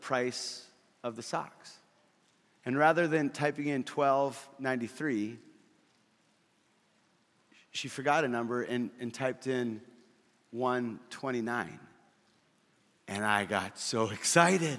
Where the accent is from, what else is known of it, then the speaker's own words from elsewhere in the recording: Fargo, North Dakota, United States; in Fargo, where I grew up